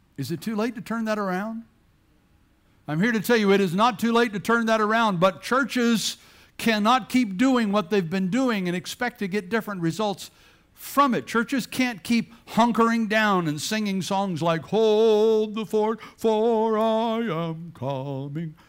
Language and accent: English; Bladenboro, North Carolina, United States; moved away; also born or lived in Chesapeake, Virginia; I grew up in Bladenboro, North Carolina, which is a town smaller than way smaller than this church